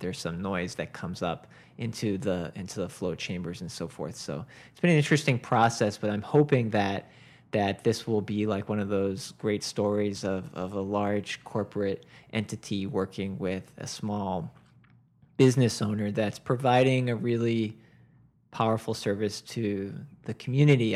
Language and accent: English; Boston area, Massachusetts, United States; now in Westport, United States; I was growing up in the Boston area